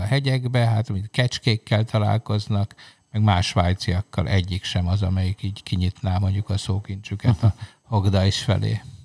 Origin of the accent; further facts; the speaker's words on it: Hungary; egy jelentéktelen kis ország vagyunk